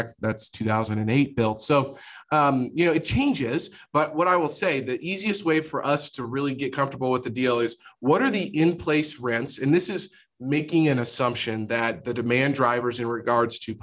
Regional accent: Jefferson City, Missouri, United States; moved away as an adult; now in Kansas City, United States; I grew up in Jefferson City, Missouri, which is the capital of Missouri, but kind of a small town

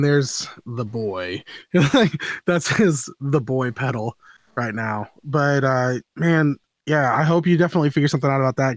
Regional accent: Florida, United States; I'm from Florida, man. I've been through so many hurricanes.

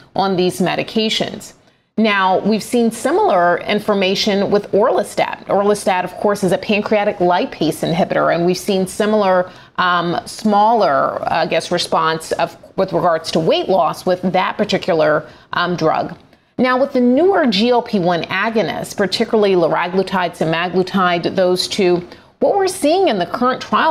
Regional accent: Atlanta, Georgia, United States; my hometown of Atlanta, Georgia

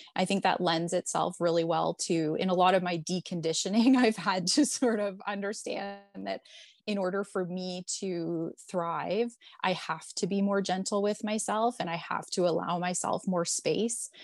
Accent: Toronto, Ontario, Canada; moved away as an adult; So I'm born and raised in Toronto.

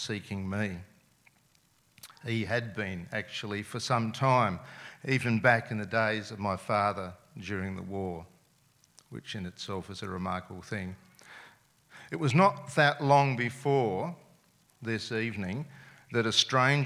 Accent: Adelaide, South Australia, Australia; first language Serbian; English is a second language; I was born and lived in Adelaide my whole life

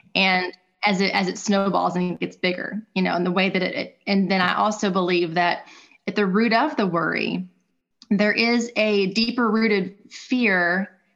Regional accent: Louisville, Kentucky, United States; I was born and raised in Louisville

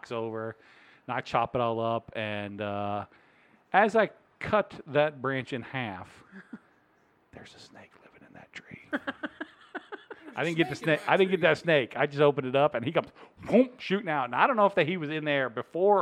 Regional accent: Virginia, United States; now in Springfield, Missouri, United States; I'm from Virginia

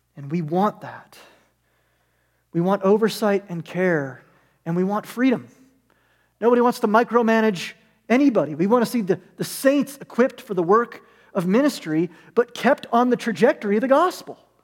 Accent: United States; we're American

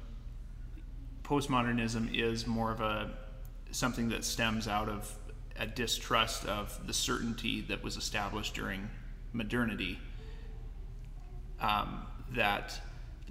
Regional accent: United States; growing up in America

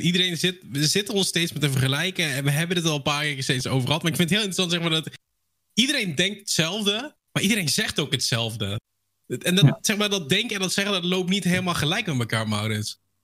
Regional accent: Netherlands; zelf ben ik een Nederlander

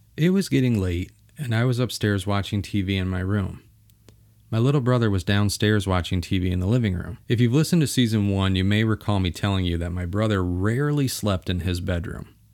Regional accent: Bay City, Michigan, United States; where I was born and raised in Bay City, Michigan

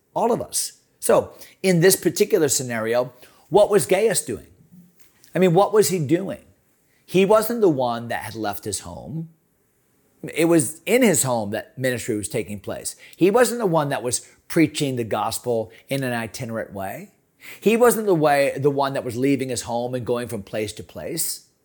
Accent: Connecticut, United States; now in Virginia, United States; I grew up in Connecticut

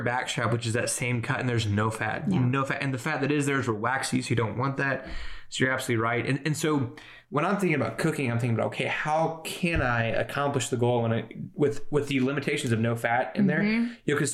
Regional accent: Kansas City, Missouri, United States; I'm from Kansas City, big barbecue town

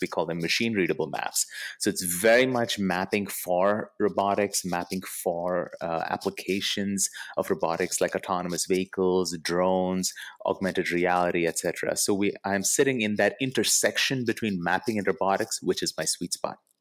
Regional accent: Bangalore, Karnataka, India; moved away as an adult; also born or lived in Pittsburgh, United States / Bay Area, United States; now in United States; I grew up in India. I mo-, I grew up in Bangalore

